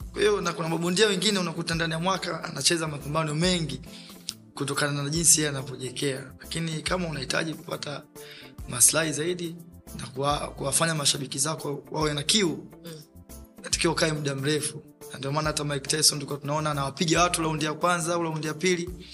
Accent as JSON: {"language": "Swahili", "region": "Dar es Salaam", "country": "Tanzania", "tie": "born or raised there", "said": "mazingira ambayo nayotokea mimi natokea maeneo ya Mabibu, zamani ilipo wilaya ya Kinondoni, lakini sasa hivi ni wilaya ya Ubungo"}